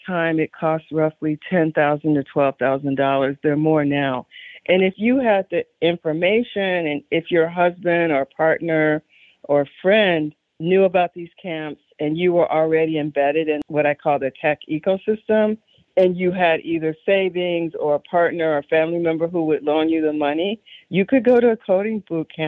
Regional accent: Chicago, Illinois, United States; I grew up on the South Side of Chicago during a very specific historical moment

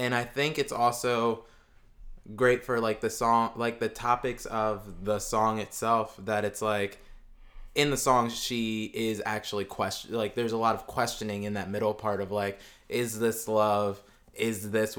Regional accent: Southern New Jersey, United States; I'm from Southern New Jersey.

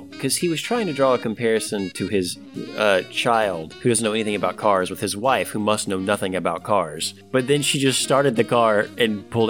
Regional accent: Jackson, Tennessee, United States; born or raised there

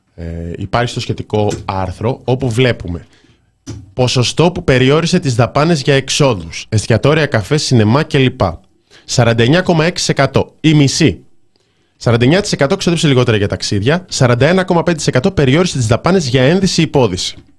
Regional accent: Thessaloniki, Central Macedonia, Greece; είμαι από τη Θεσσαλονίκη

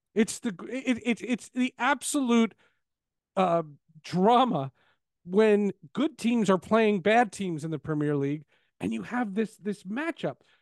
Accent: Northeast, United States; I grew up in the Northeast

